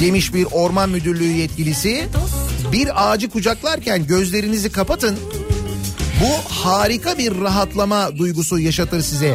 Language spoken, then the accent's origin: Turkish; Istanbul, Turkey; bir Koca Mustafa Paşalı ya da bir Samatyalı olarak, hani or bölgeyi bilen biri olarak